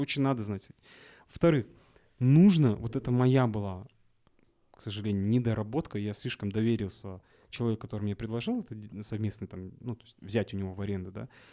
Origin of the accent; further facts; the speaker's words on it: Kazakhstan; я, наверное, единственный казах, который в, в Мальдивах